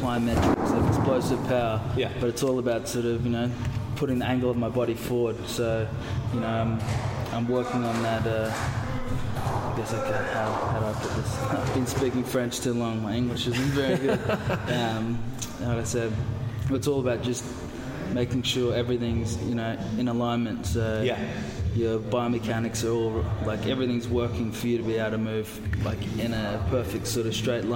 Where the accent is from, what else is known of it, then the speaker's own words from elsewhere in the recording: Gold Coast, Queensland, Australia; also born or lived in Toulon; now in Manchester, United Kingdom; I'm from the Gold Coast